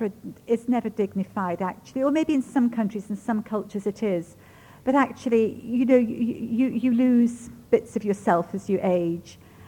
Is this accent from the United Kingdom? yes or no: yes; England, United Kingdom; first language Ukrainian; also born or lived in Germany; I was born in Germany at the end of the war, yes. And grew up in England.